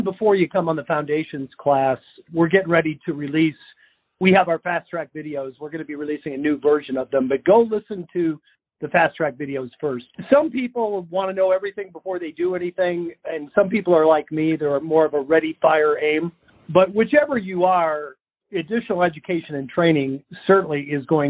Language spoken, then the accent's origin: English; Florida, United States; I'm from Florida